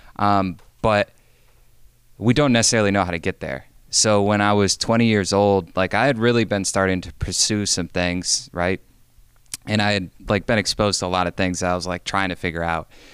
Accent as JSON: {"language": "English", "town": "Binghamton", "region": "New York", "country": "United States", "tie": "born or raised there", "also_born_or_lived": "North Carolina", "moved": "yes", "said": "I grew up in Binghamton, New York"}